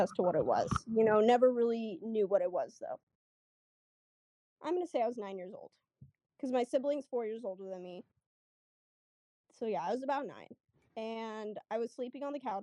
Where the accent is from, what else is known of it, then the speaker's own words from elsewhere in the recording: Arizona, United States; I'm from Arizona